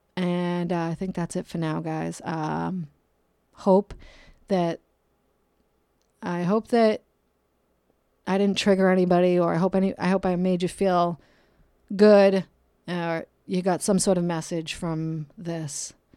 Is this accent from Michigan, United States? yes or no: no; Brockton, Massachusetts, United States; now in California, United States; I'm from Brockton, Massachusetts